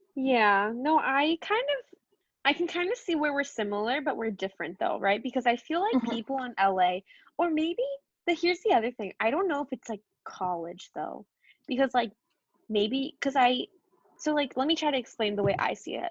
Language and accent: English; East Coast, United States; I grew up on the East Coast